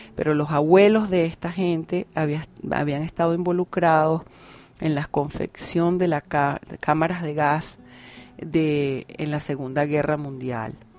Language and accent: Spanish; Venezuela; en mi país Venezuela